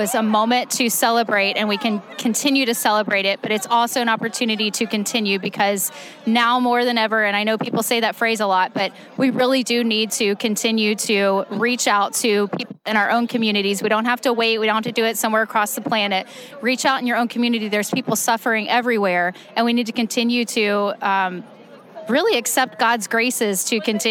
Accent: Houston, Texas, United States; now in Austin, United States; I live in Austin, Texas now. I'm originally from Houston

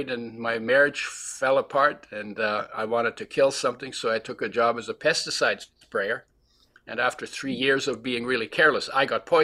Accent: Poland; born there; moved away; I was born in 1942 in Poland, which was then part of Germany

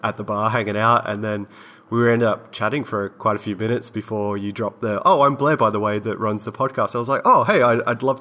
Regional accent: Australia; now in Los Angeles, United States; we're both Australian, we're both living in America and Los Angeles

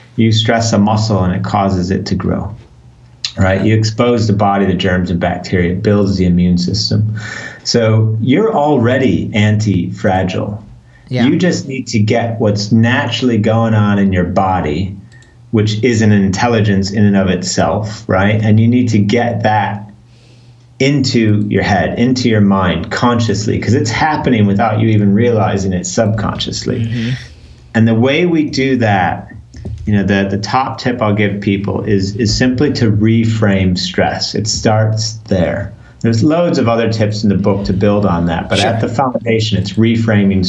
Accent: Chicago, Illinois, United States; moved away as an adult; now in London, United Kingdom; I live in London in the UK, but I grew up in Chicago, even though I haven't lived in the US for 20 years

